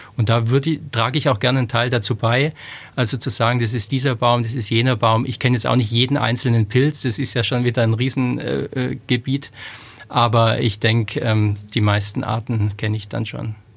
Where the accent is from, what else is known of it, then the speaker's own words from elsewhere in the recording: Stuttgart, Baden-Württemberg, Germany; moved away; also born or lived in Lower Franconia; ich bin in Stuttgart geboren und da hat's natürlich im Speckgürtel von Stuttgart hat's schon viel Wald